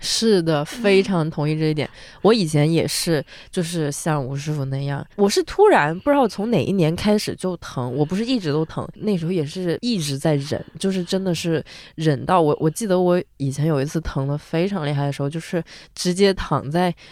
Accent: southern China, China; moved away; 我作为一个南方人，我觉得我在北方真的非常敏感

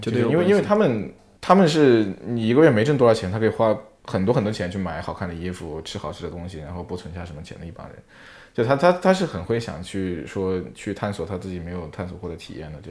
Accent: Sichuan, China; moved away; also born or lived in Australia; 我是我是四川人

